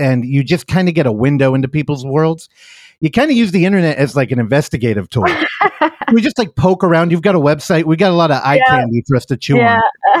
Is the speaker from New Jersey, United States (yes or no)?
no; California, United States; I've only lived in California my whole life.